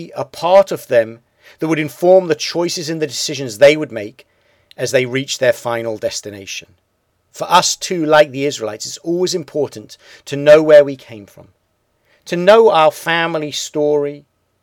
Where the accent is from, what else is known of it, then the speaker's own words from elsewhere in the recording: United Kingdom; I grew up in Britain.